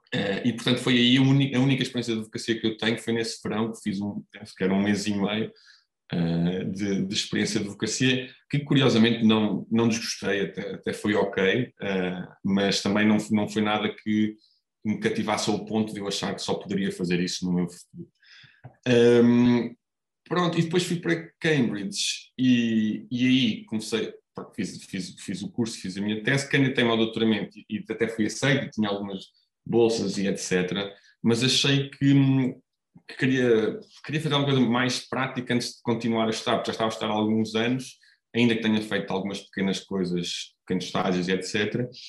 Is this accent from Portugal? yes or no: yes; Coimbra, Centro, Portugal; eu sou cá de Coimbra, nasci, nasci cá em Coimbra